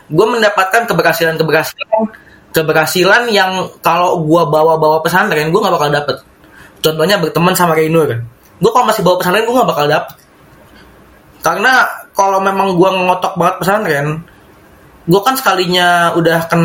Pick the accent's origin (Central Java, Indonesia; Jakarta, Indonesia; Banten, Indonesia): Jakarta, Indonesia; Gue kan memang dari dari kecil Jakarta ya. Dan ketahuan sekarang setelah lulus pesantren kalau gue memang lebih nyaman di Jakarta meskipun memang keras juga kehidupannya.